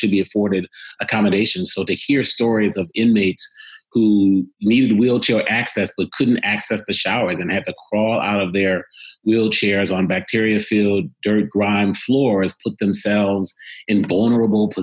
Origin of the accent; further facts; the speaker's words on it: Cleveland, Ohio, United States; I was born in Cleveland, Ohio. I was born to island parents